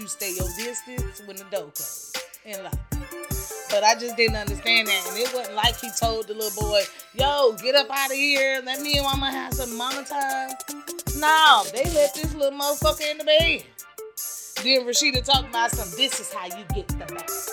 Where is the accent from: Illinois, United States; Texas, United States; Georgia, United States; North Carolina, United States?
Georgia, United States; Georgia. Sorry, my hometown